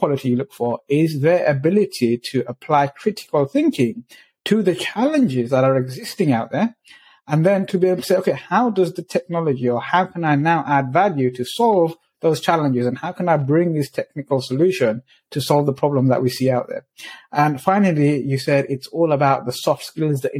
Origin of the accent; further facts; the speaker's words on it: London, United Kingdom; where I grew up in the East End of London